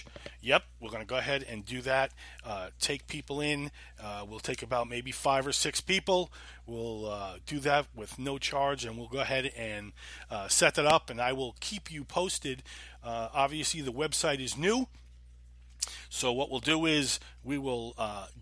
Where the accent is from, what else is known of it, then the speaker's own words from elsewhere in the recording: Holbrook, New York, United States; moved away as an adult; also born or lived in Queens, New York / Greensboro, North Carolina; now in Winston-Salem, United States; I lived in a town called Holbrook. Grew up there.